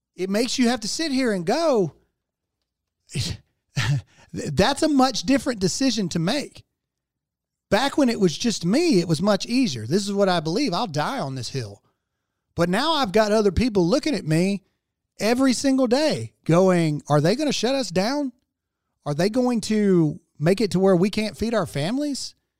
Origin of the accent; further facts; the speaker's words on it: United States; as an American